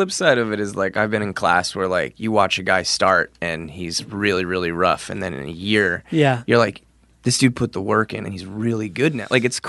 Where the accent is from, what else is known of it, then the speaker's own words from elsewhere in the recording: Pennsylvania, United States; We're from Pennsylvania.